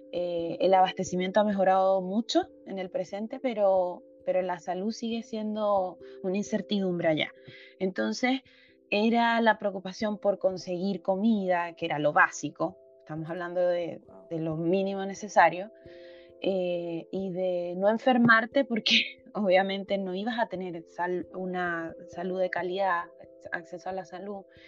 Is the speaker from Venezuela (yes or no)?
yes; Venezuela; moved away as an adult; now in Chile; jóvenes eh, que crecimos en Venezuela